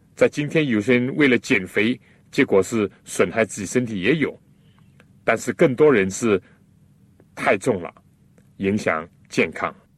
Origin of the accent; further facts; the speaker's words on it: China; 我们中国人